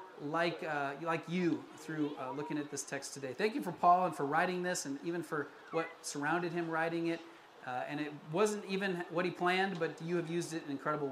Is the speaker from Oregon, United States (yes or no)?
no; Colorado, United States; moved away as an adult; also born or lived in Florida, United States; now in California, United States; I was born in Florida. I grew up in Colorado